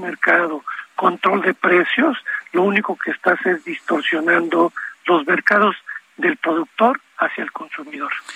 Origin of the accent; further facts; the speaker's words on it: Veracruz, Mexico; now in Mexico City, Mexico; mi tierra, en Veracruz